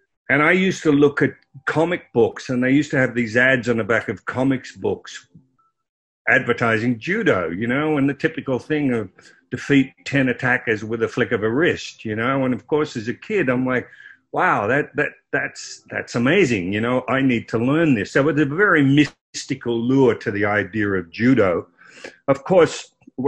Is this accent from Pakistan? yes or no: no; Croydon, Victoria, Australia; I grew up in Croydon, which was 20 miles out of Melbourne, Australia.